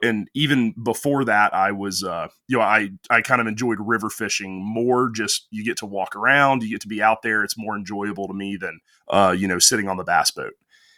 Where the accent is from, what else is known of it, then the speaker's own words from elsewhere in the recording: Alabama, United States; Well, so I'm from North Alabama, which certainly isn't known for our fly fishing.